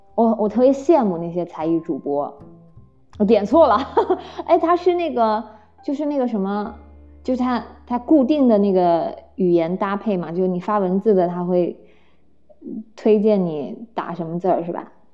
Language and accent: Chinese; Nanjing, Jiangsu, China; 我是南京人